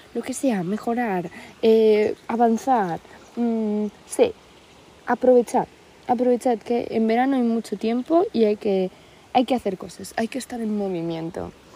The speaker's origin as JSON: {"language": "Spanish", "country": "Spain", "said": "vengo de la España"}